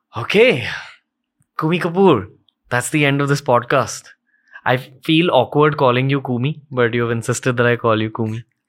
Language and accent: English; India; a Hindu young entrepreneur born into upper middle class India